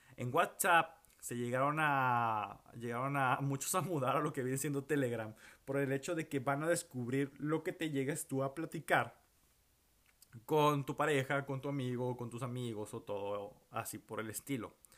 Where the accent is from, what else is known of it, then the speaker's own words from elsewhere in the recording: Monterrey, Nuevo León, Mexico; moved away as an adult; now in Houston, United States; no sé cuánto tiempo voy a estar fuera de la ciudad de Monterrey